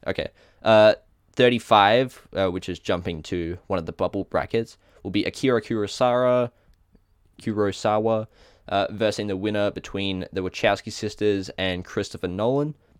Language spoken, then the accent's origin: English; Australia; accent: Australian; my Australian accent